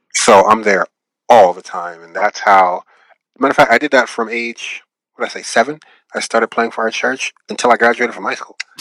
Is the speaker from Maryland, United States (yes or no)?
no; Seattle, Washington, United States; now in Los Angeles, United States; I'm from Seattle, Washington. That's that's home for me.